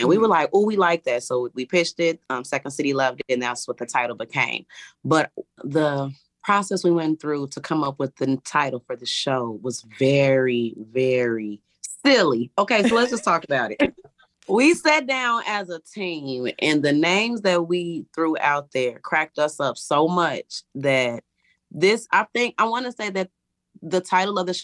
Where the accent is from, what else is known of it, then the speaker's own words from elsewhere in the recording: Chicago, Illinois, United States; we're actually from Chicago.